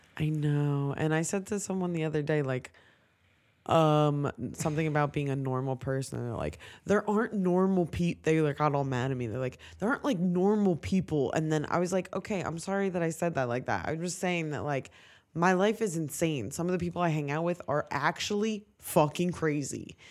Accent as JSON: {"language": "English", "town": "Ocean City", "region": "New Jersey", "country": "United States", "tie": "born or raised there", "said": "I grew up in Ocean City"}